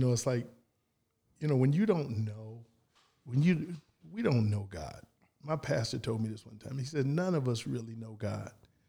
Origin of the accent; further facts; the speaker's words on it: San Antonio, Texas, United States; born there; I was born in San Ann.